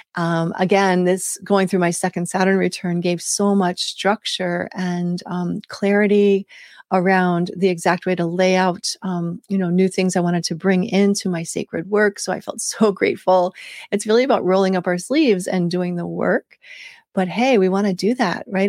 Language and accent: English; United States; also born or lived in West Africa; as a Westerner, as an American.